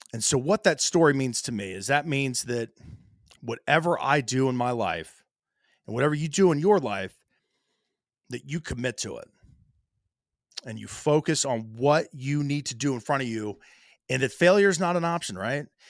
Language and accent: English; Ohio, United States; My home state of Ohio